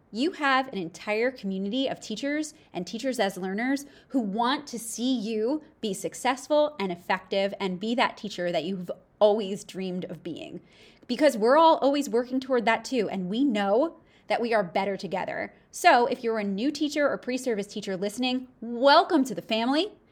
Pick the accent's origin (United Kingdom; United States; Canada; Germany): United States; East Coast; I'm from the East Coast